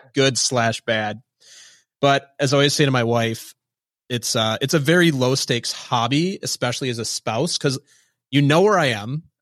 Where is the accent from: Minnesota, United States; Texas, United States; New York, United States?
Minnesota, United States; moved away; I'm from Minnesota and I grew up in a very Midwestern culture